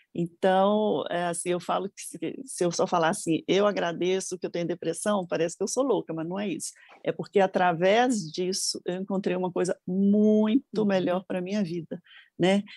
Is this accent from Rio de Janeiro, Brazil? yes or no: no; Brasília, Federal District, Brazil; also born or lived in Minas Gerais; now in São Paulo, Brazil; eu nasci em Brasília, minha família é mineira, mas eu nasci em Brasília